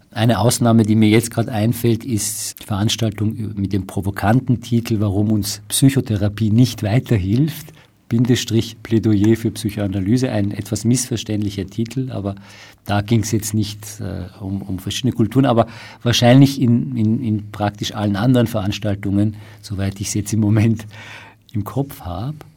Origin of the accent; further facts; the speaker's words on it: Iran; Ich komme ja aus dem Iran und Daher ähm, habe ich leider äh, sehr viel Einblick in dem, was dort passiert.